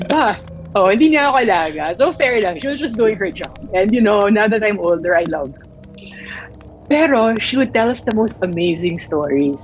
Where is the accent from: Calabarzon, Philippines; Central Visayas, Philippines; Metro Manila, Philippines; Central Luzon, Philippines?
Metro Manila, Philippines; Manila; I grew up in Manila